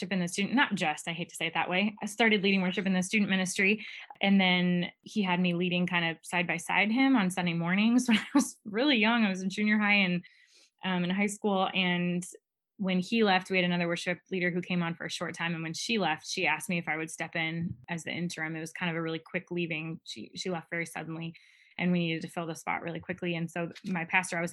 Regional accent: Bourbonnais, Illinois, United States; moved away as an adult; I grew up in Bourbonnais. So I lived there for 27 years before I moved out here

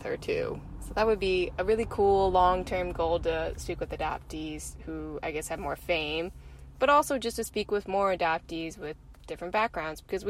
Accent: East Coast, United States; also born or lived in Ningbo, China; I was 4 years old when I was adopted from Ningbo, China. I came to a family on the East Coast in the U.S.

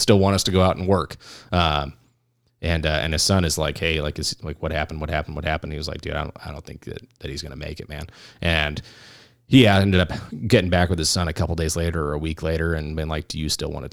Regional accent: California, United States; now in Arizona, United States; we're all from California

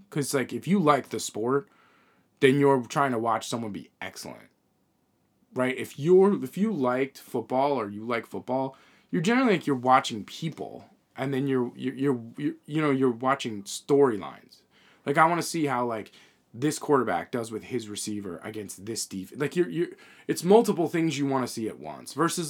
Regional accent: Northeast, United States; I mean, we're from the Northeast. I was never into college sports.

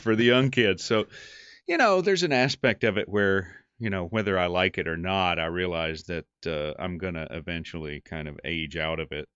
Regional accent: North Carolina, United States; also born or lived in New York; we're both from North Carolina

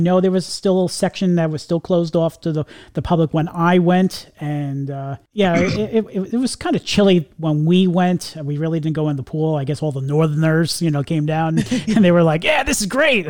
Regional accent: New York, United States; I'm originally from New York

